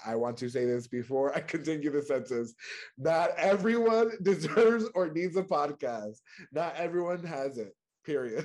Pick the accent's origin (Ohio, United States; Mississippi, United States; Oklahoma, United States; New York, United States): New York, United States; moved away as an adult; also born or lived in North Carolina; now in Washington, DC, United States; I'm originally from New York